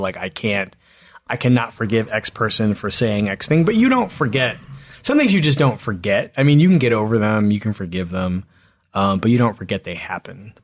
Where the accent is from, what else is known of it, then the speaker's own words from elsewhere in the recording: Philadelphia, Pennsylvania, United States; I grew up in Philadelphia